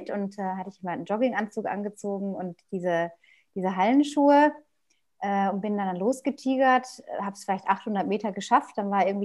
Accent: North Rhine-Westphalia, Germany; ich bin in Westfalen aufgewachsen, in einem kleinen Dorf außerhalb von einer größeren Stadt auf dem Land mit Bauernhöfen drumherum

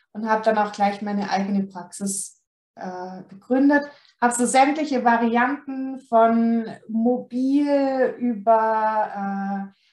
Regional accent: Baden-Württemberg, Germany; Und ihr hört es vielleicht, ich komme aus dem Süden Deutschlands, also aus Baden-Württemberg.

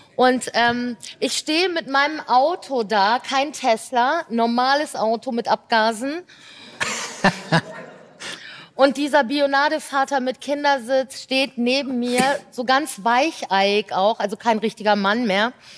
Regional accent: Belgium; ich bin ja Belgierin halb

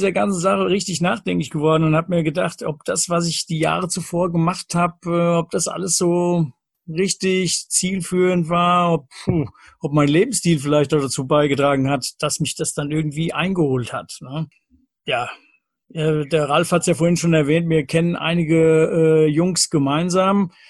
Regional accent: Lorbach, Hesse, Germany; Ich komme aus Lorbach in der Nähe von Büdingen

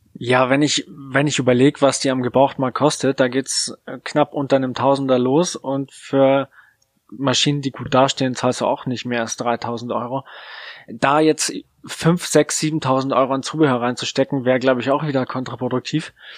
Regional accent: Munich area, Bavaria, Germany; Ich bin sogar in München geboren

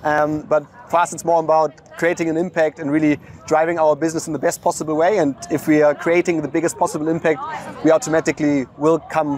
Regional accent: Hamburg, Germany; also born or lived in Australia / China / London / Munich; Originally, I'm from Hamburg, Germany. I then lived quite a while abroad, Australia, China, and London, before I started my career working at Amazon in Munich

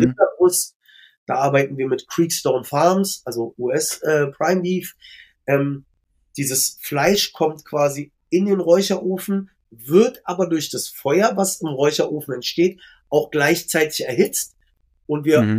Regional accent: Berlin, Germany; Ich bin ja selber gebürtiger Schöneberger

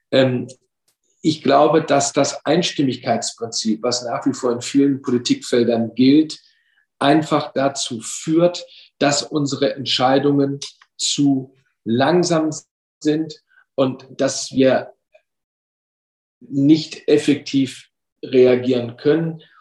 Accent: Lower Saxony, Germany; Ich komme aus Niedersachsen, bin regional zuständig für den Elbe-Weser-Raum, für den Großraum Hannover, aber auch für das Bundesland Bremen, inklusive der Städte Bremen und Bremerhaven.

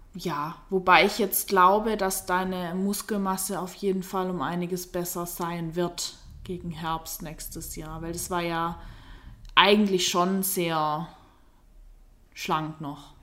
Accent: Black Forest, Baden-Württemberg, Germany; hier bei uns auf dem Dorf, also der Lars kommt auch von dort, wo ich herkomme, aus dem Schwarzwald

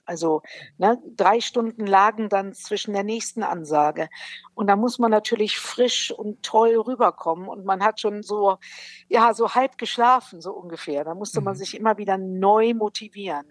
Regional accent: Brilon, North Rhine-Westphalia, Germany; moved away; ich bin aus Brilon, das liegt im Sauerland

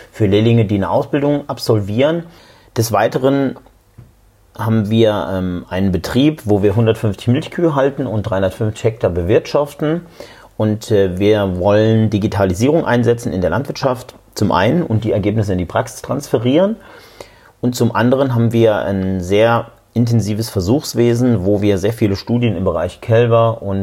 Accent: Saarland, Germany; born there; Ich bin gebürtig aus dem Saarland

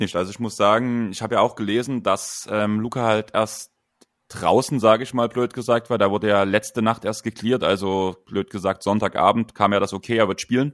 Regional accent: a village near Dresden, Saxony, Germany; zwei Dörfer weiter als ich, bevor wir nach Dresden gezogen sind

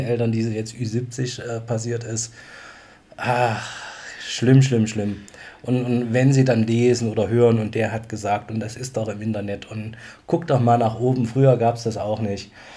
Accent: Bad Blankenburg, Thuringia, Germany; bei uns im Jugendclub saßen in Bad Blankenburg noch, wo ich herkomme

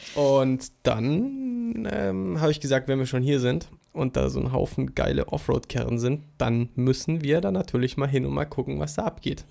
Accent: Germany; als Deutscher

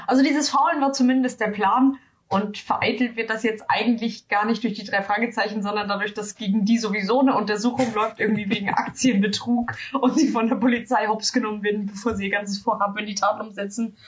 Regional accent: Germany; als Deutsche

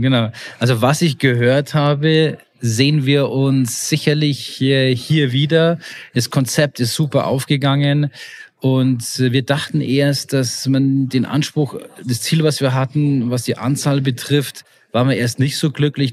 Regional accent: Bavaria, Germany; ich als Bayer

